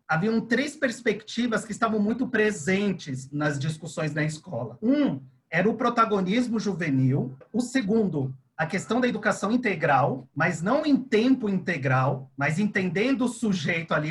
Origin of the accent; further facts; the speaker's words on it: Chile; now in Brazil; Eu sou estrangeiro, eu sou chileno